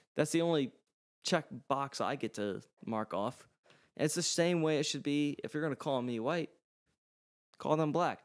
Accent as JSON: {"language": "English", "country": "United States", "tie": "born or raised there", "said": "My mom, my dad, they were born in Hungary, and then they moved over to the U S, and I was born"}